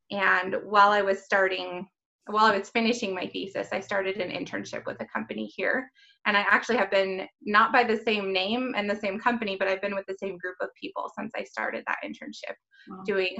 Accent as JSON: {"language": "English", "town": "Elko", "region": "Nevada", "country": "United States", "tie": "born or raised there", "said": "I grew up in Elko, Nevada, which is a small place."}